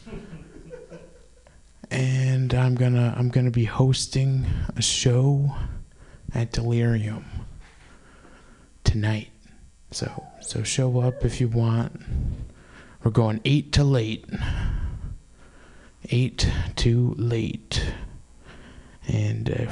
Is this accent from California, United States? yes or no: yes; San Francisco Bay Area, California, United States; I'm from the San Francisco Bay Area. I memorized my zip code as a child. 94530